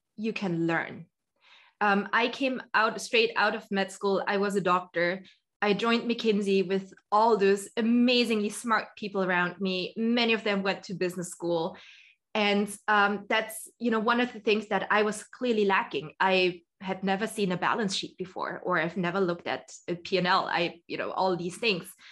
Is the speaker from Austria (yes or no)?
yes; Austria; I'm originally from Austria. So, I'm Austrian.